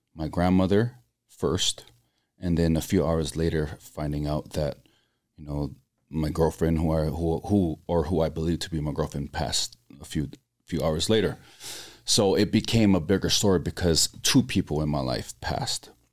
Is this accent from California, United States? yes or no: no; Laie, Hawaii, United States; moved away; growing up in Laie, which is predominantly all members of the Church of Jesus Christ of Latter-day Saints.